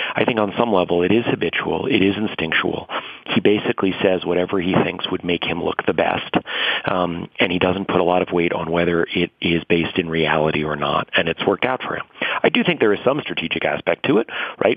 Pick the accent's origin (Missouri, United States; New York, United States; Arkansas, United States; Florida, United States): New York, United States; New York City; I grew up in and around New York City.